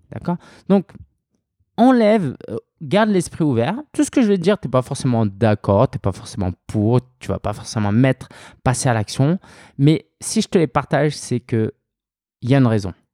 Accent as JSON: {"language": "French", "country": "France", "tie": "born or raised there", "said": "je suis français, je suis né en France, d'origine chinoise, mes parents étaient chinois."}